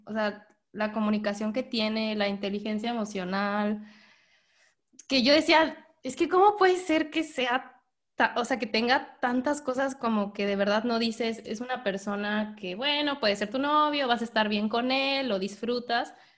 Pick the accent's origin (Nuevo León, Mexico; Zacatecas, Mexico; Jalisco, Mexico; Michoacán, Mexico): Michoacán, Mexico; Morelia; Yo soy de Morelia, entonces me, lo llevé a todo, todo Michoacán. O sea, yo primero le dije, tienes que conocer mi lugar, mi tierra, donde yo nací